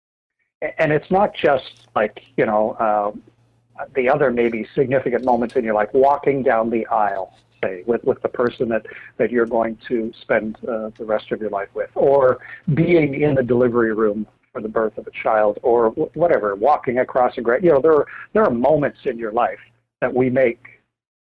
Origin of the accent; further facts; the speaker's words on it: Canada; having served as a NASA astronaut for 21 years as a Canadian